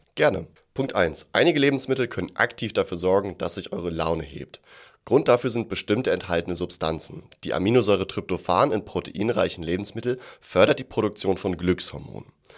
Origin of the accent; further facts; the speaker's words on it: Germany; bei uns in Deutschland